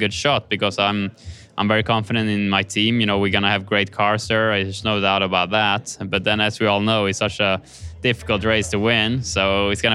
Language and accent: English; Kumla, Örebro County, Sweden; moved away; my hometown of Kumla, which will be super special to share with, you know, my family and friends and also all my fans back home.